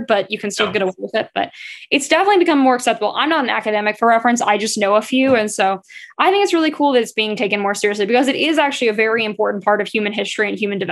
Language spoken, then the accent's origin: English; the South, United States; I grew up in the South in the US, which is the more Christian part